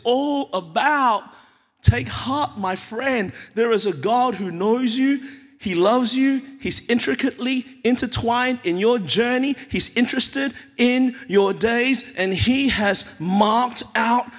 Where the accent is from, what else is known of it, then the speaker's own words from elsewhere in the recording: Australia; moved away as an adult; now in United States; We moved here 7 years ago. My wife and I have held on to our Australian-ness